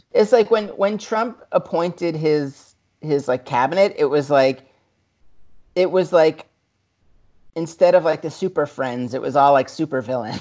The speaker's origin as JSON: {"language": "English", "region": "New York", "country": "United States", "tie": "born or raised there", "said": "growing up in New York"}